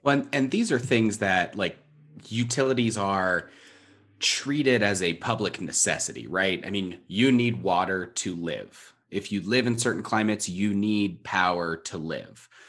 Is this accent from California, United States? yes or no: yes; Southern California, United States; I grew up in Southern California